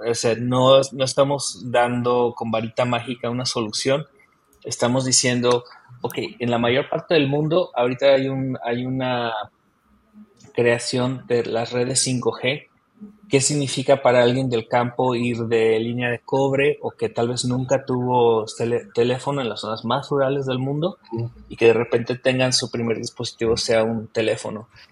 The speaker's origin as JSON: {"language": "Spanish", "country": "Mexico", "tie": "born or raised there", "moved": "as an adult", "lives_now": "New Zealand", "said": "yo nací en México"}